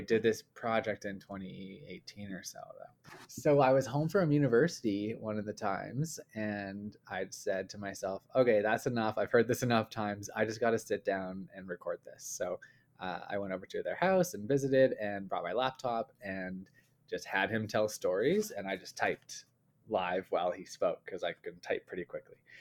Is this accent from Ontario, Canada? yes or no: no; Calgary, Alberta, Canada; we grew up in Calgary, uh, in Canada here